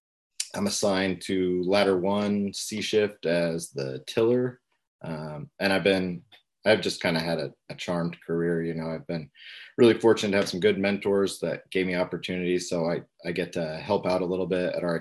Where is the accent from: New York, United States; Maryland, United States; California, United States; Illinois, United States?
California, United States; moved away as an adult; now in Tacoma, United States; volunteered in my hometown in California